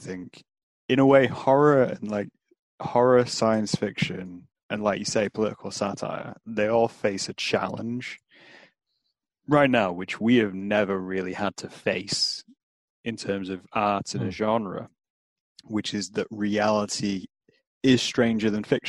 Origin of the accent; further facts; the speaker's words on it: United Kingdom; maybe that is something we do as British people